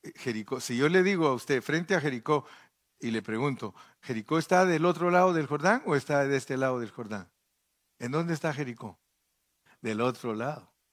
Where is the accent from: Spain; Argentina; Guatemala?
Guatemala; De Guatemala